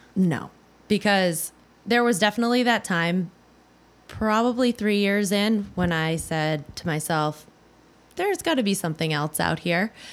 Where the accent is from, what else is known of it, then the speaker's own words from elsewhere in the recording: New Hampshire, United States; moved away; I was from New Hampshire